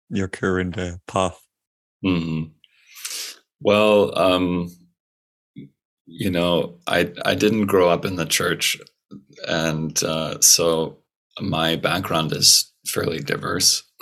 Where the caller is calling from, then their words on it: California, United States; It is nine in the morning, roughly, and I'm on the northern coast of California, in the U.S.